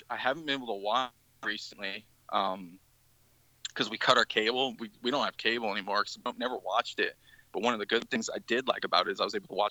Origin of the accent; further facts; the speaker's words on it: Bay Area, California, United States; now in St. Petersburg, United States; I'm from the Bay Area in California